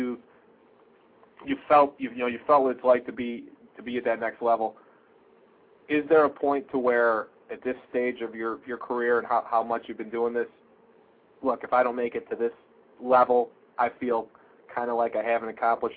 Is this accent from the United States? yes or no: yes; Rochester, New York, United States; I'm from Rochester